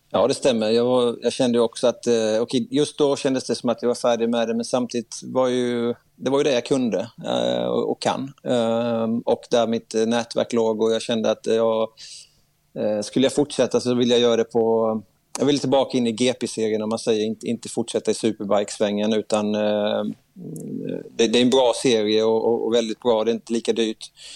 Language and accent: Swedish; Sweden; Där jag kom in som svensk